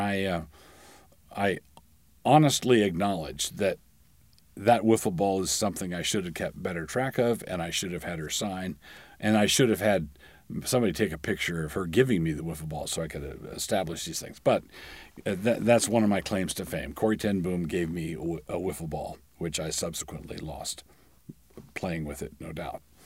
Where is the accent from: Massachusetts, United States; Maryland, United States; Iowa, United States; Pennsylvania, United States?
Maryland, United States; Annapolis; Annapolis is my hometown, and it's the town where I, I did most of my growing up.